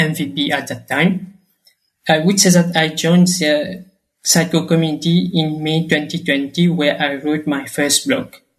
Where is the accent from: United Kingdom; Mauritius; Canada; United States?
Mauritius; I am from Mauritius